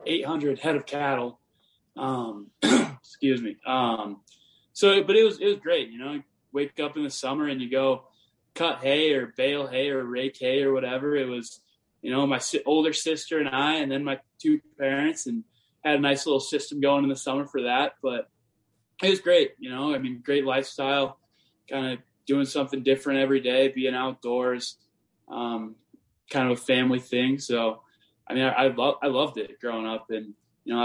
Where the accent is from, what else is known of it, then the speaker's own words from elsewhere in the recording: Montana, United States; I'm from small town Montana, and I grew up on like a cattle ranch